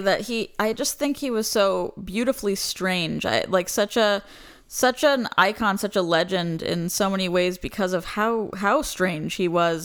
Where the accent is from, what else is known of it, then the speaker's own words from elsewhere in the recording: Florida, United States; I'm from Florida